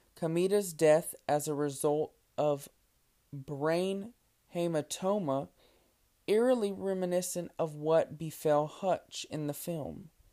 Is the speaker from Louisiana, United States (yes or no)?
yes; Lake Charles, Louisiana, United States; my childhood, growing up in Lake Charles, Louisiana